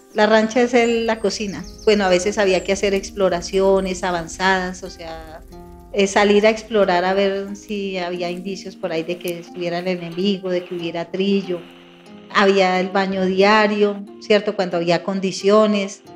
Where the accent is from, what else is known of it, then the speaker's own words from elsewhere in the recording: Bogotá, Colombia; also born or lived in Tolima; soy hija de padres inmigrantes, campesinos vinieron a, Bogotá, desplazados más por la, lo que uno llama la violencia estructural socioeconómica, o sea, en el campo no había mayores posibilidades. Y mi papi se vino a Bogotá con mi madre. Yo estaba muy, muy niña, tenía por ahí dos años